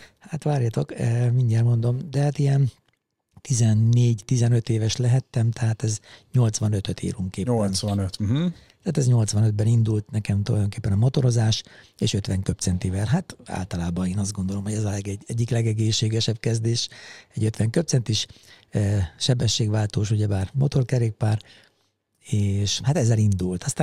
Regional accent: Mátészalka, Szabolcs-Szatmár-Bereg, Hungary; now in Budapest, Hungary; Igazából én vidéki srácként nőttem föl, és ugye egészen 92-ig, tehát addig az az időpont, amikor fölkerültem Budapestre, addig szabolcs már Bereg megyéből ugye származom, és azon belül is Máté Szalkáról

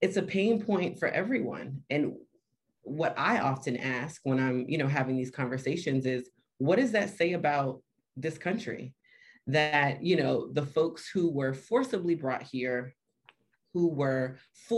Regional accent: Miami, Florida, United States; moved away as an adult; now in Washington, D.C., United States; I'm from Miami, Florida. I live technically in DC, but I bounce between Miami and DC

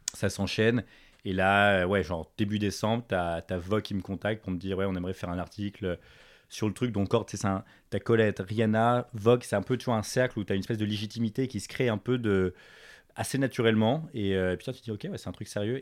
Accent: Paris, Île-de-France, France; moved away as an adult; also born or lived in United States; j'ai grandi à Paris, mes parents sont français

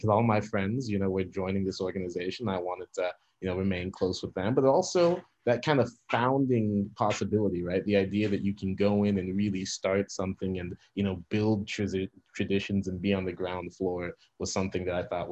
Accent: Centerville, Ohio, United States; also born or lived in Xenia, Ohio; I was born and raised in Southwest Ohio, born in Xenia, raised outside Dayton in a suburb called Centerville.

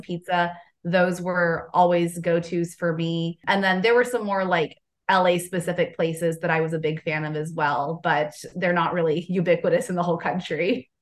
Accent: Southern California, United States; now in Southern United States; I'm originally from Southern California

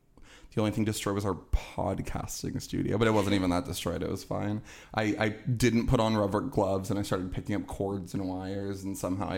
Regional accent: California, United States; my parents are from the south, but I like grew up in California.

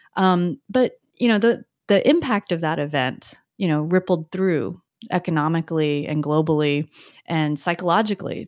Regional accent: United States; also born or lived in Richmond, Virginia / San Francisco Bay Area; I came here as an immigrant, and as I grew up in the U S

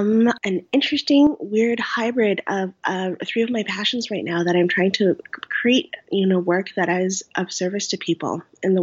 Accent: Canada; I'm Vietnamese Canadian. I'm first generation.

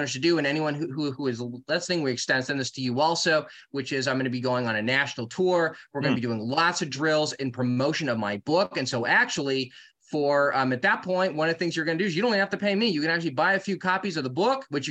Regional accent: California, United States; I'm from California

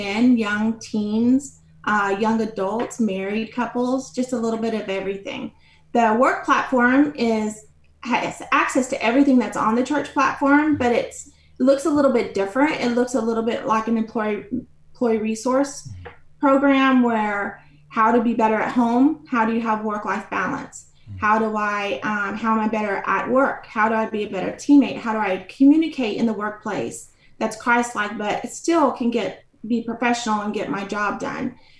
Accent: McKinney, Texas, United States; I am from McKinney, Texas, which is a suburb of Dallas, Texas

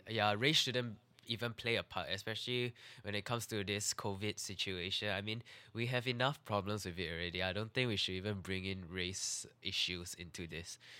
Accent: Singapore

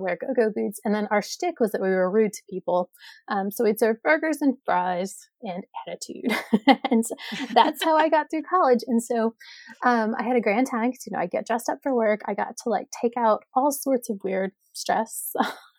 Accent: East Tennessee, United States; moved away as an adult; also born or lived in Milwaukee, Wisconsin; now in Wisconsin, United States; I grew up in Tennessee, East Tennessee

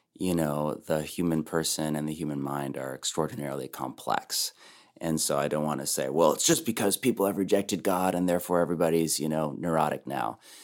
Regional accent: Bay Area, Silicon Valley, California, United States; now in Portland, United States; I've spent my whole life on the West Coast, born and raised in the Bay Area, Silicon Valley, then moved to Portland.

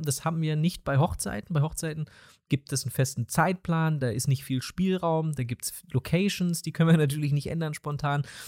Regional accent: East Germany, Germany; accent: East German; mein ostdeutscher Dialekt

